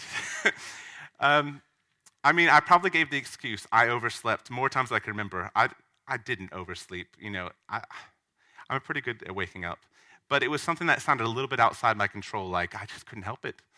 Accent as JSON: {"language": "English", "town": "Hammond", "region": "Louisiana", "country": "United States", "tie": "born or raised there", "moved": "as an adult", "said": "Southeastern Louisiana University, um, which is in the States, surprisingly. Um, it's in my hometown"}